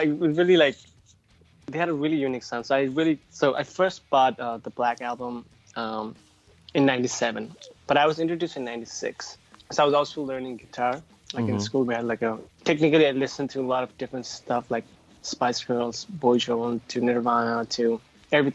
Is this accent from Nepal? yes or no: yes; Nepal; I'm originally from the South, so I grew up, I was born and raised there.